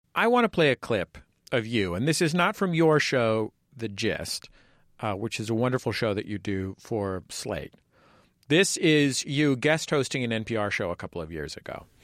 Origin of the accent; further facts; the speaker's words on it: San Francisco, California, United States; I'm from San Francisco and have one parent from the East Coast and one parent from the Midwest, have Uh, a, an accent that only a linguist would recognize as a, as a regional accent